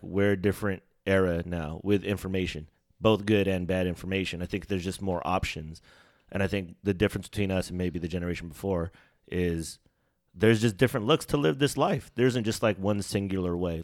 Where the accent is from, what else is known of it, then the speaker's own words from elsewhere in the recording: Sacramento, California, United States; also born or lived in Bay Area, California; my stint before coming to Sacramento 'cause I was born in the Bay Area. So, coming to Sacramento, like, even before Butler, I was at Anna Kirchgata